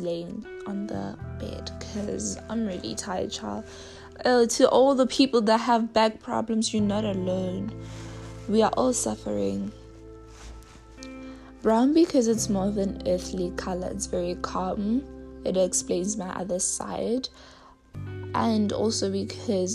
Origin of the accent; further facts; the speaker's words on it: South Africa; I am from South Africa